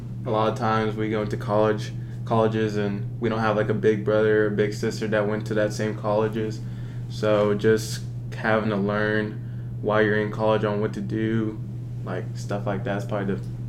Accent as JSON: {"language": "English", "town": "Russellville", "region": "Arkansas", "country": "United States", "tie": "born or raised there", "also_born_or_lived": "New York", "said": "I am a junior, and I am from Russellville, Arkansas."}